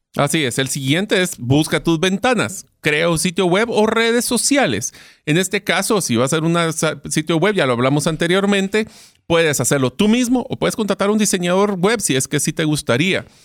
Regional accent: Guatemala; en Guatemala, o sea, mi país de origen

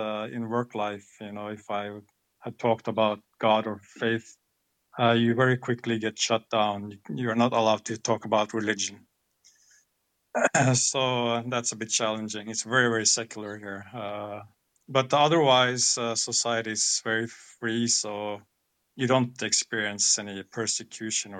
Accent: Norway; I'm born and raised here in Norway, so I grew up here in Norway.

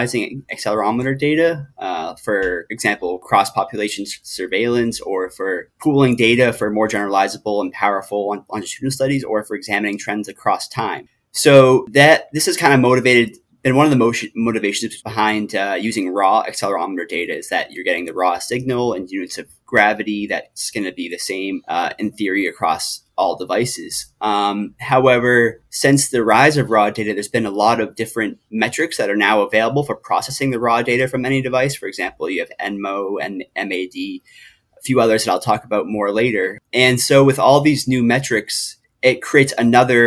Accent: Massachusetts, United States; moved away as an adult; now in North Carolina, United States; I am originally from Massachusetts, and I moved to North Carolina about 3 years ago

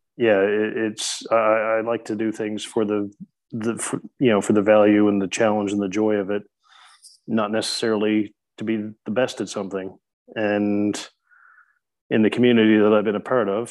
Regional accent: Newfoundland and Labrador, Canada; now in Christchurch, New Zealand; the Humber River, which flows into my hometown uh, from a little bit further inland in Newfoundland

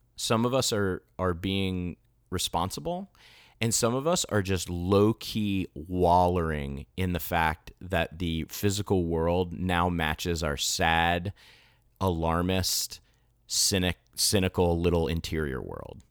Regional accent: United States; also born or lived in Florida

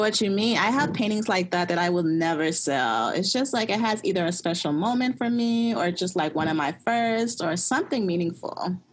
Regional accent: suburbs of Chicago, Illinois, United States; I come from Ghanaian parents and grew up in the suburbs of Chicago.

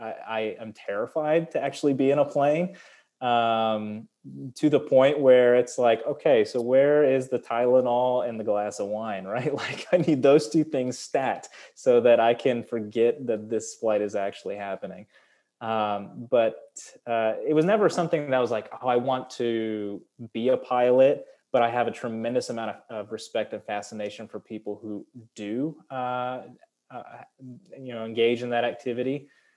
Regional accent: San Antonio, Texas, United States; also born or lived in New York; I am a Texan. And it took me a long time to admit that. But really, this is where I've lived the most. This is where most of my memories are.

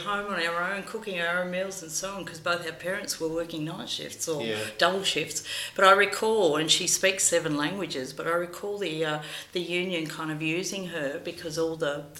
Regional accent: Australia; also born or lived in Greece; I was born in Greece and came to Australia when I was about 6 or 7

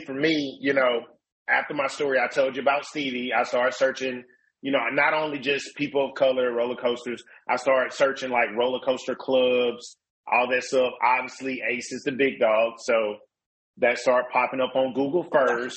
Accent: Mobile, Alabama, United States; I'm from Mobile, Alabama

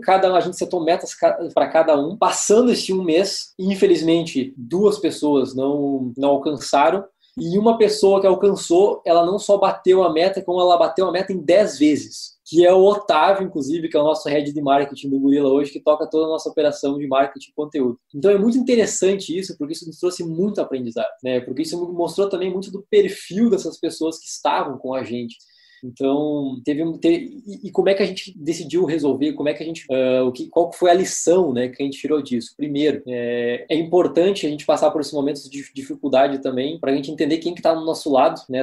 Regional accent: Santa Rosa, Rio Grande do Sul, Brazil; eu sou de Santa Rosa

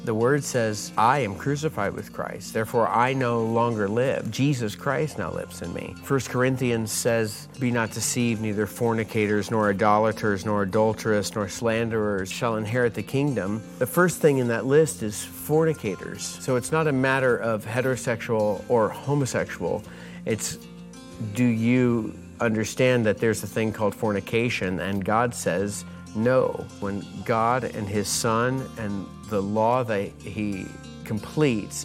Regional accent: North Carolina, United States; moved away; also born or lived in Jacksonville, Florida; I was born in North Carolina, but lived most of my adult life in Jacksonville, Florida.

